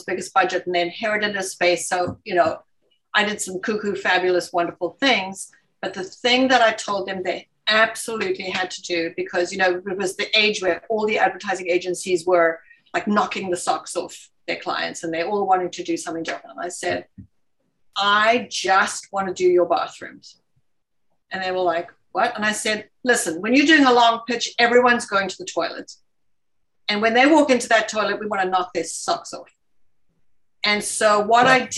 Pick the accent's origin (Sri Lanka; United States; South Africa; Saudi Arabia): South Africa; moved away